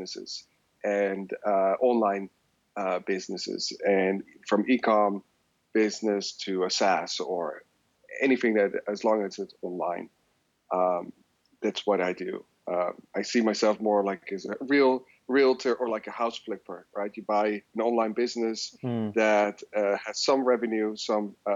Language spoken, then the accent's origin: English; The Hague, South Holland, Netherlands; moved away as an adult; now in San Francisco, United States; I was born and raised in Holland, in a city called Den Haag